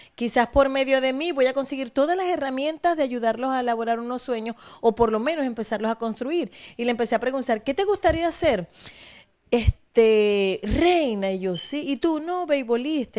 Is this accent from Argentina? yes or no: no; Maracaibo, Zulia, Venezuela; also born or lived in Falcón; yo nací en Maracaibo, pero mis padres son de Falcón